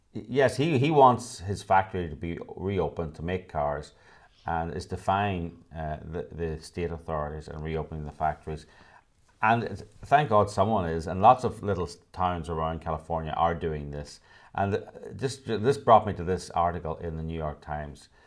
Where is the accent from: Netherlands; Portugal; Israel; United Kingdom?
United Kingdom; now in Los Angeles, United States; I was born in the United Kingdom.